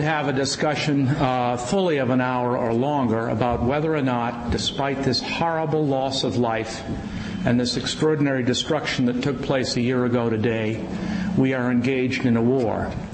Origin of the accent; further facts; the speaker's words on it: Virginia, United States; Virginia, my home state